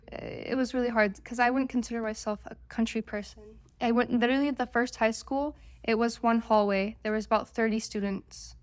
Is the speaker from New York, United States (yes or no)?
no; Oregon, United States; I'm from Oregon